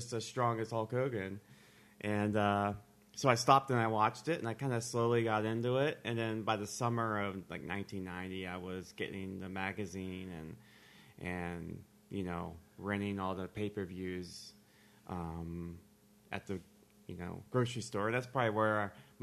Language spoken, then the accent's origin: English; the North, United States; I was from the North